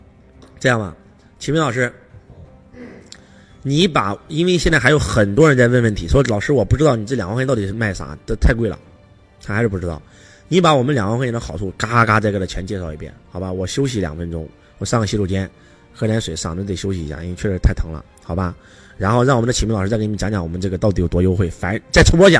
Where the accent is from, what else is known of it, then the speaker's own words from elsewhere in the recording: Henan, China; 是河南，河南叫中原，就一个字中，中庸之道，对吧？